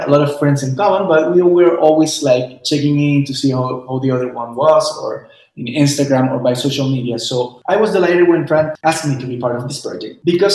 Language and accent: English; Chile; we're from Chile. So we're going to be talking about the perspective of two Chileans living